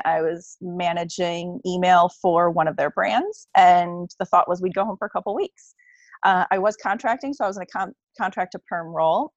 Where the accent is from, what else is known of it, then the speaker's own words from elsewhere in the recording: Cleveland, Ohio, United States; I'm from Cleveland